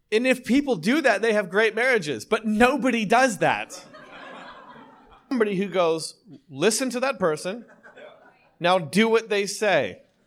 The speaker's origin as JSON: {"language": "English", "region": "Ontario", "country": "Canada", "also_born_or_lived": "New York City, United States", "moved": "yes", "lives_now": "Costa Mesa, United States", "said": "I'm from Ontario"}